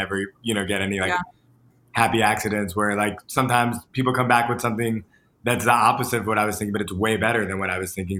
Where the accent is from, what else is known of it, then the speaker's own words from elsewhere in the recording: Boca Raton, Florida, United States; moved away as an adult; now in New York, United States; I'm from Boca Raton, Florida